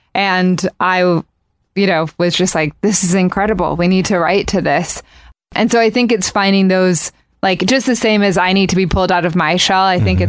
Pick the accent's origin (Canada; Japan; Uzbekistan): Japan; So I grew up in Japan, and it was the thing to do was to go to karaoke bars, which at age 4 didn't seem weird to be going to a bar.